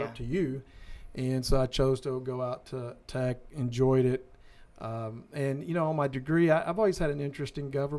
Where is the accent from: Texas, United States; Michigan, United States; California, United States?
Texas, United States; Odessa; I'm originally from Odessa, Texas